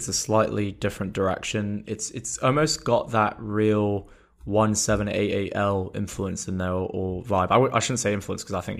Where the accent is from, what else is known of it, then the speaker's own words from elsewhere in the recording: England, United Kingdom; or I'll say, because I'm English, mum rather than mom.